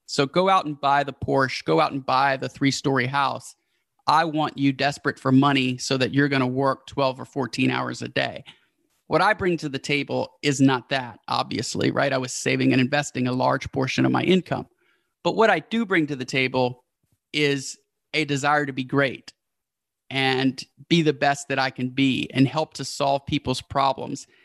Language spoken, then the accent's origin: English; Houston, Texas, United States; the hometown where we're from, which is Houston